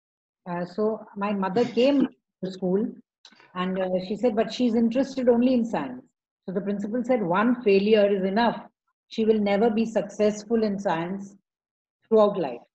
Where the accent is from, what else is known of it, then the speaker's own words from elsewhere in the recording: Pune, Maharashtra, India; also born or lived in Mumbai; So my grandmother took me to Pune. And Pune, I was, as I grew up, I was admitted in Convent of Jesus